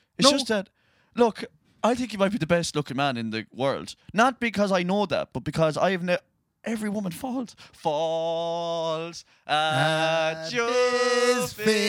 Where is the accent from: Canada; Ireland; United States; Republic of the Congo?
Ireland; Castlerea, Connacht; I'm from Castlereagh.